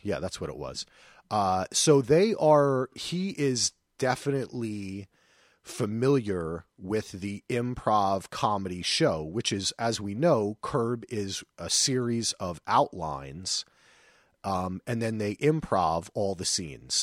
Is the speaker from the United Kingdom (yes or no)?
no; New Jersey, United States; moved away; also born or lived in North Carolina; I'm a Jersey boy